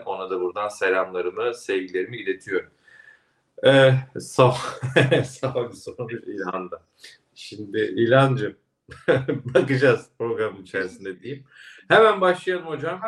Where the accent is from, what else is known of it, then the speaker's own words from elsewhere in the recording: Kastamonu, Turkey; moved away; Kastamonu'ya valla çok gelmek istiyorum Önder Bey. Memleketim.